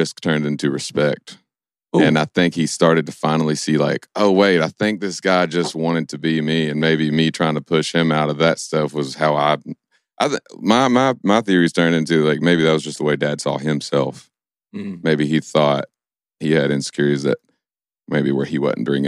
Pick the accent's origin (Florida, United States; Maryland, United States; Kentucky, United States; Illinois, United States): Kentucky, United States; Stanford; moved away as an adult; also born or lived in Nashville; I grew up in Stanford, Kentucky